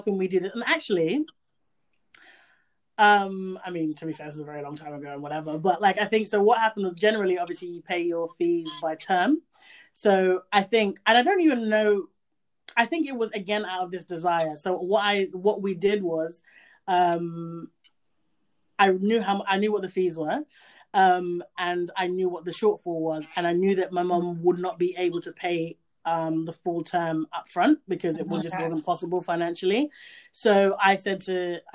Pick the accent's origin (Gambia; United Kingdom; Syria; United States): Gambia; I grew up in Gambia